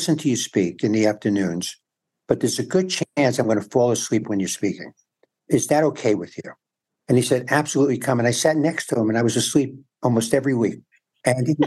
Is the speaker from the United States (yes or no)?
yes; New York City, New York, United States; moved away as an adult; also born or lived in San Antonio, Texas; now in Los Angeles, United States; In New York, I grew up in the Bronx and Forest Hills, Manhattan.